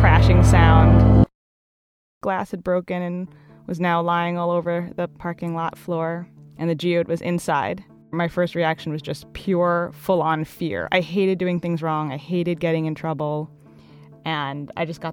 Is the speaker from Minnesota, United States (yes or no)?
no; Hastings-on-Hudson, New York, United States; moved away; originally I'm from Hastings-on-Hudson, New York